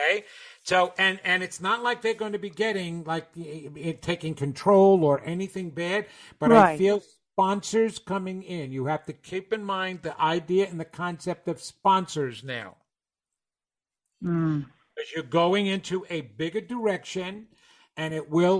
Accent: New York, United States; accent: New York; my New York accent

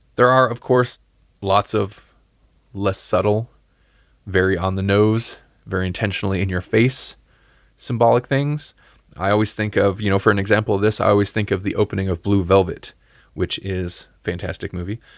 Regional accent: United States; I'm American

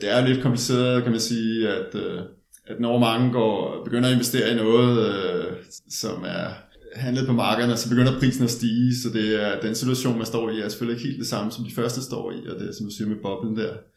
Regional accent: Denmark; jeg er jo dansker

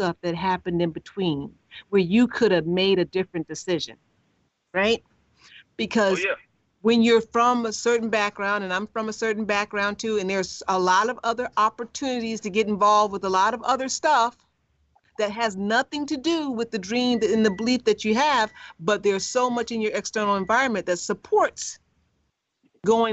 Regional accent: Chicago, Illinois, United States; I'm from the South Side of Chicago

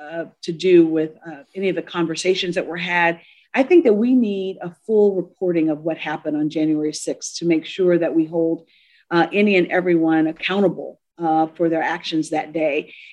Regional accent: Selma, Alabama, United States; growing up in Selma, and I'm a third generation Selmian, my dad grew up in segregated Selma. My grandmother grew up in segregated Selma. I grew up in integrated Selma.

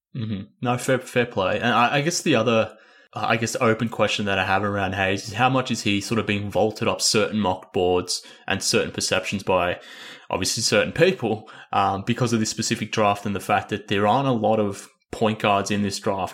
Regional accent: Australia; I'm from Australia.

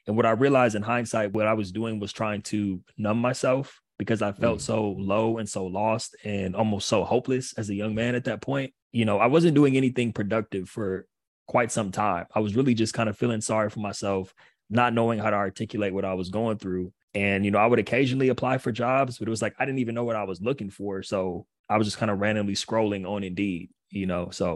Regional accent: Pasadena, California, United States; also born or lived in Long Island, New York; I'm from California. I couldn't wait to go back home.

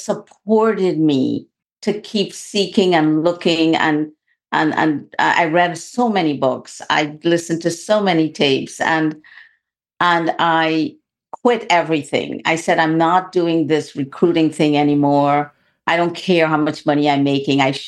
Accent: Guyana; I was born in the only English-speaking country in South America. It's called Guyana

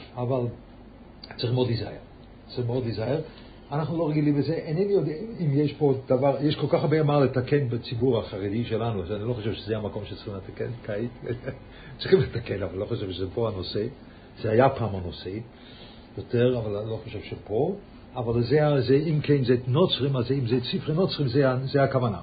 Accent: Lucerne, Switzerland; born or raised there; moved away

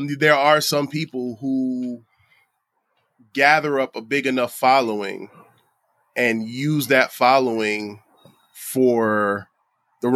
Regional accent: Bridgeport, Connecticut, United States; I'm a kid from Bridgeport

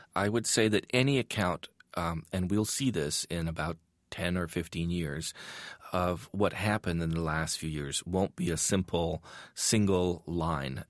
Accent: Iran; moved away; growing up in Iran, at that time

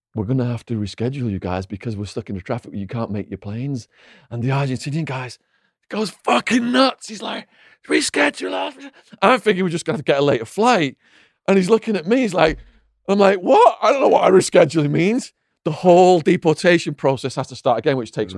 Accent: Widnes, North West England, United Kingdom; my hometown, Widnes

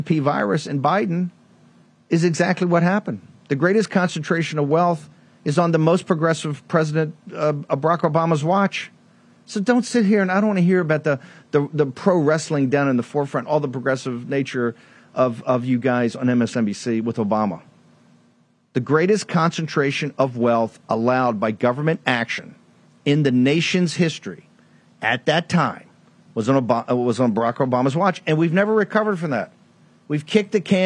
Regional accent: the South, United States; my beloved South, being a Southerner

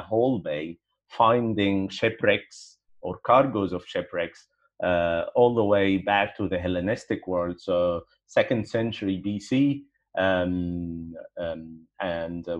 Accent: Alexandria, Alexandria Governorate, Egypt; growing up in Alexandria, for example, or in Egypt in general

